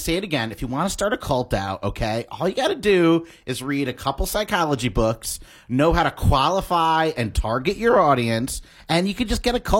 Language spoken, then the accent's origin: English; Waterbury, Connecticut, United States; I'm from Waterbury, Connecticut.